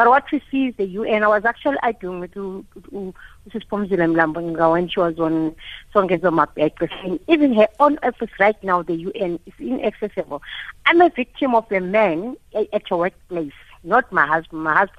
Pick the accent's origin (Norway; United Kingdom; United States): United Kingdom; London; Growing up in London, because I grew up in exile